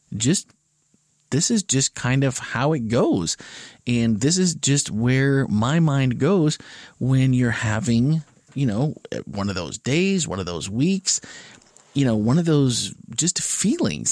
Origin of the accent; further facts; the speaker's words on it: Wisconsin, United States; We both grew up in Wisconsin